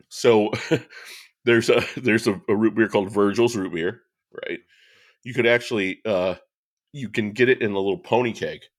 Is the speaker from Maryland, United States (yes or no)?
no; LaPorte County, Indiana, United States; I was raised in Laporte County